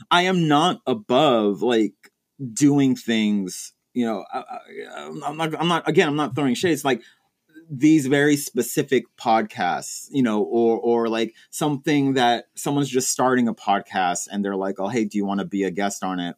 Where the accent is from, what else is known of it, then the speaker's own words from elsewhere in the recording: Texas, United States; moved away; I'm originally from Texas